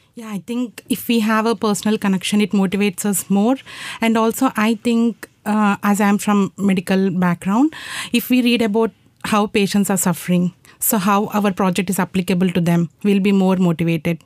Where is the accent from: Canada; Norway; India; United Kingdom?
India; moved away; I'm from India and I'm in final year of my PhD